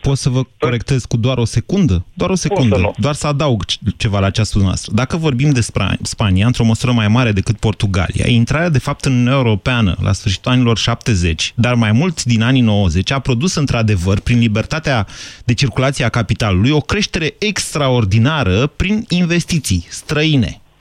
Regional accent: Romania; noi românii

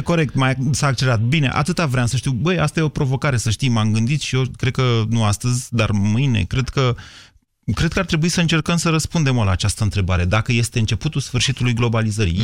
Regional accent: Romania; ca român de aici din România

